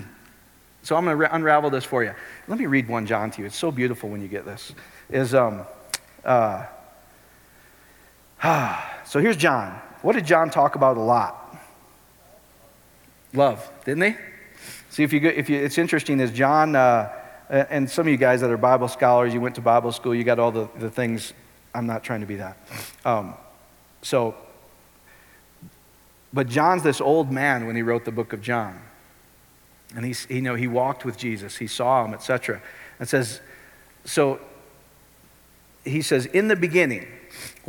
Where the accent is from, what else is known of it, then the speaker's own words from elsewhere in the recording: Iowa, United States; I grew up in Iowa.